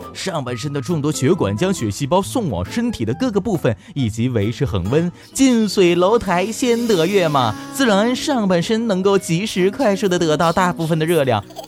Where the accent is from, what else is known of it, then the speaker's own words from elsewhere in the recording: Northeast China, China; 我是东北人